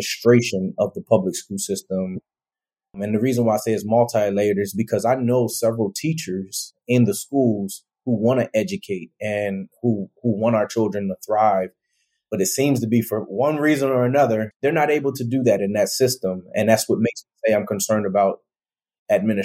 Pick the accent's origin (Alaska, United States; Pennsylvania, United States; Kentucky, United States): Pennsylvania, United States; Harrisburg; I was born and raised in Harrisburg, Pennsylvania